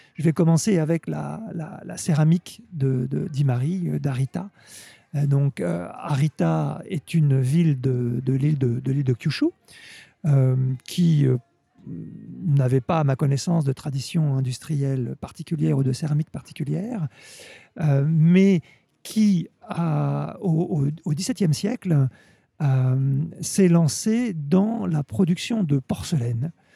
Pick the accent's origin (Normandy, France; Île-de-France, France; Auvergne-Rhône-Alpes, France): Normandy, France; moved away as an adult; now in Japan; je suis originaire de Normandie et j'habite au Japon